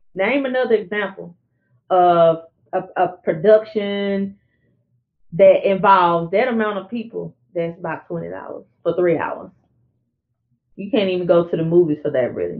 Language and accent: English; Arkansas border near Louisiana, United States; the Arkansas border right there, which is where I'm from